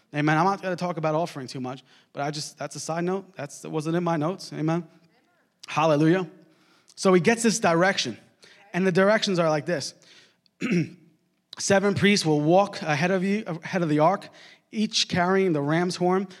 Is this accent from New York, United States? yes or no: yes; Long Island, New York, United States; I grew up in Long Island, New York